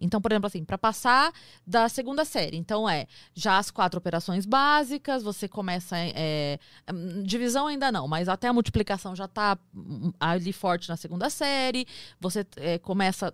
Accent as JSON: {"language": "Portuguese", "town": "Sorocaba", "region": "São Paulo", "country": "Brazil", "said": "eu sou de Sorocaba"}